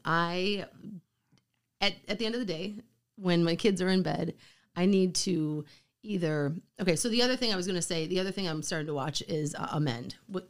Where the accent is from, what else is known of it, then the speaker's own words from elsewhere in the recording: Wisconsin, United States; I know I'm from Wisconsin.